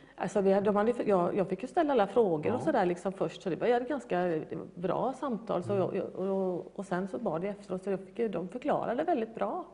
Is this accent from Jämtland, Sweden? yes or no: no; Gothenburg, Västra Götaland, Sweden; jag får nog kalla mig för urgöteborgare